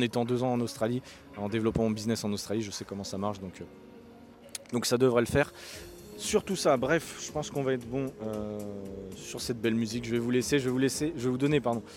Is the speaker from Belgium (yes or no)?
no; France; en tant que Français